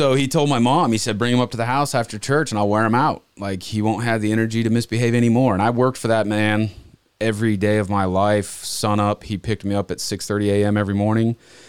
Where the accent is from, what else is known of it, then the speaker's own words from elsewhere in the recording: Montana, United States; also born or lived in Okinawa, Japan; So I was born in Japan. We lived there till I was three. Don't remember any of it. And we moved back to Montana when I was 3.5, 4 years old.